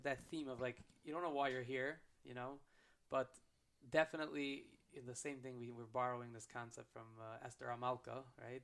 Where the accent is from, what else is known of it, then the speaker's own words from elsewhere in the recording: United States; I'm American